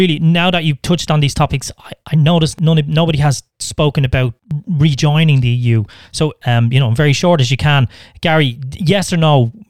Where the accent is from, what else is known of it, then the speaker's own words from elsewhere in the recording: Ireland; as an Irish person